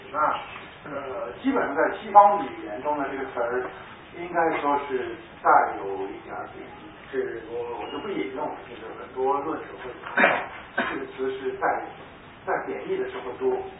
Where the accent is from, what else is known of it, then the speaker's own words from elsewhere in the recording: China; 但是我们中国人读汉语、读中文呢，就就能读到好的中文书，就特别的开心。